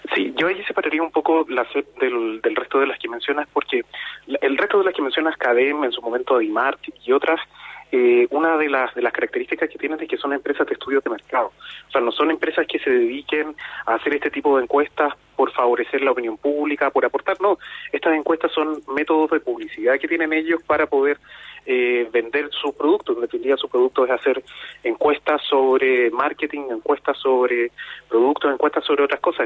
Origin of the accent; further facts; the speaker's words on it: Chile; En Chile, de a poco, nos hemos ido acercando a eso.